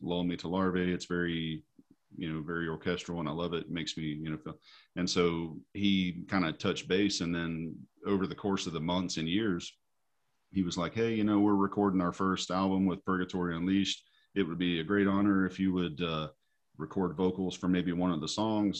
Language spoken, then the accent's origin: English; Tennessee, United States; moved away; growing up in Tennessee